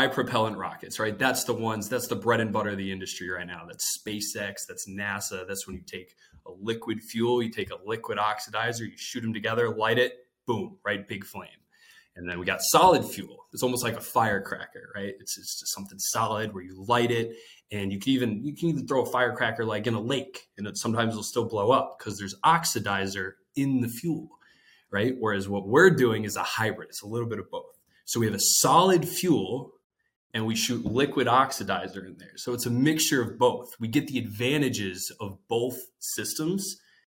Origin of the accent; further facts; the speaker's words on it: Massachusetts, United States; moved away; I'm actually from Massachusetts. I'm from way up north